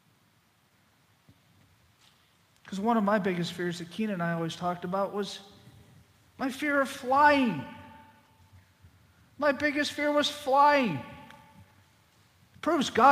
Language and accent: English; Boston, Massachusetts, United States; moved away; also born or lived in Zachary, Louisiana; I'm from Boston